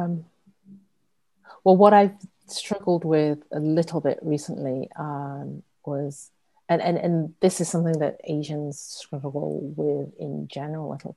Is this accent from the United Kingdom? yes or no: yes; England, United Kingdom; moved away as an adult; also born or lived in Hong Kong; now in San Francisco, United States; I was born and raised in England, you know, the child of first generation immigrants, in a small, very white town, a blue collar town